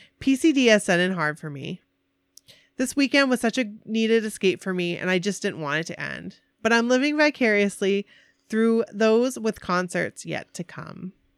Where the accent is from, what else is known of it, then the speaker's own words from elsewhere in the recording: Maine, United States; John, I'm from Maine. I was the fisherman.